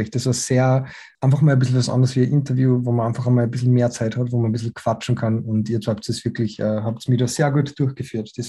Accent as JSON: {"language": "German", "region": "Salzburg", "country": "Austria", "said": "dann Bootcampen in Salzburg und ich sehe meine Familie und so, bin ja aus Salzburg."}